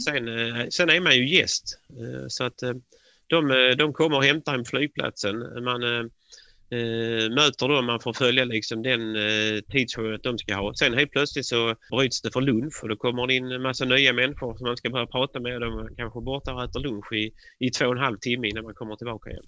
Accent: Sweden; man som svensk

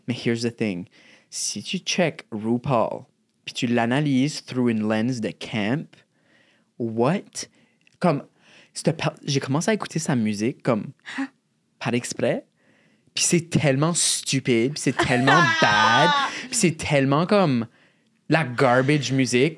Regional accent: Shediac, New Brunswick, Canada; accent: Chiac; also born or lived in Moncton; chez nous, à Chédiac, il y avait une région un peu plus rough dans la ville

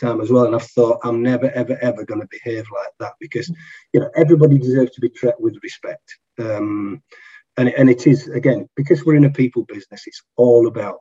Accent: Yorkshire and the Humber, United Kingdom; I'm a Yorkshireman

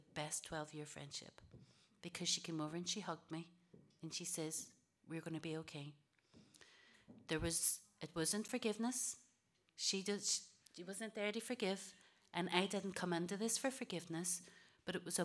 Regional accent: Derry, Northern Ireland, United Kingdom; also born or lived in Wales; We came back to Derry. We grew up in the Bogside.

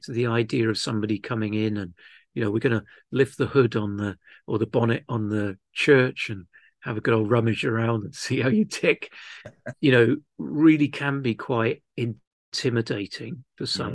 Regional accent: London, United Kingdom; moved away as an adult; also born or lived in Wales / Cardiff / Bridgend / Pontefract; now in Llanelli, United Kingdom; I grew up in southwest London, though I am Welsh. Uh, my parents moved to the great mission field of London when I was just a month old

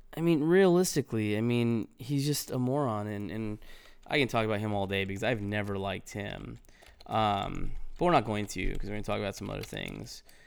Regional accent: Los Angeles County, California, United States; moved away; I grew up in California and, you know, I, I was proud to, to be from the L A County.

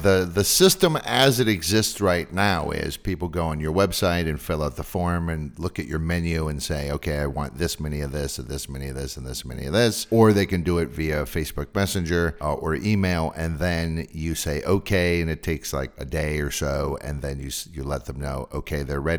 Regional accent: West Coast, United States; even though I'm from the West Coast, it's still, even in my mind, is very much a New York thing.

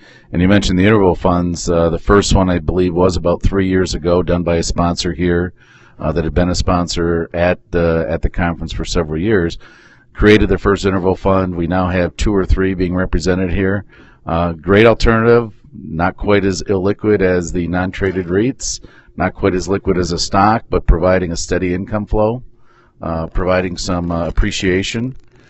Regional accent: Michigan, United States; So we're from Michigan, and we enjoy

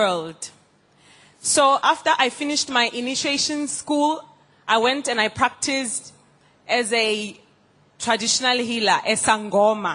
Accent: South Africa; I'm from South Africa

